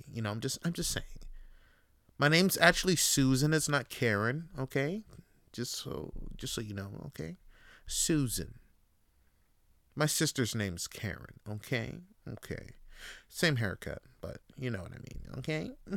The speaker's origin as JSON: {"language": "English", "town": "Toronto", "region": "Ontario", "country": "Canada", "said": "I'm voting for uh, a new mayor in my city, Toronto"}